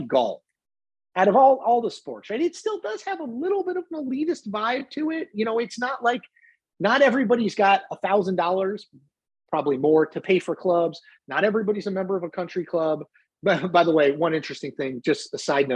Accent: Connecticut, United States; For all of my years growing up in Connecticut

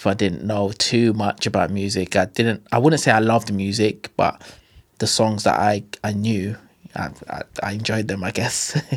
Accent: London, United Kingdom; also born or lived in Stockwell; I grew up in, uh, Brixton

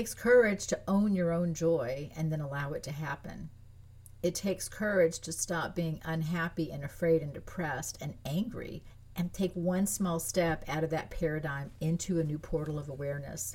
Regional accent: France; moved away; I was born in France. I grew up in France. Most of my family's French. I speak French

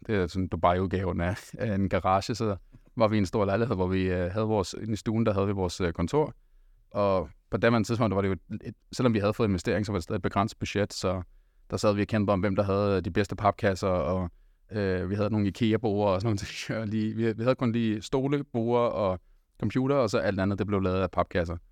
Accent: Denmark; jeg er også øh, født og opvokset her i Danmark

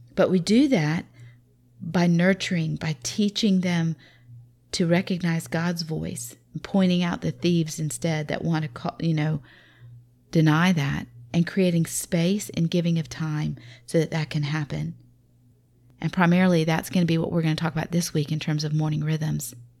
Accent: the South, Southern United States, United States; accent: southern; my southern accent

